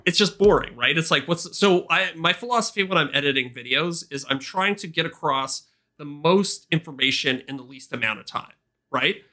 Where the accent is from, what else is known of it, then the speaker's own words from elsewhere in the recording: Canada; as a Canadian